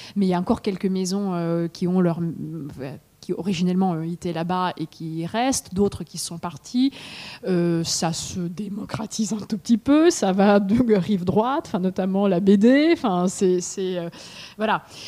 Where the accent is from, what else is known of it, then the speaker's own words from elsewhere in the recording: Russia; now in France; en tant que Russe chez Galmeister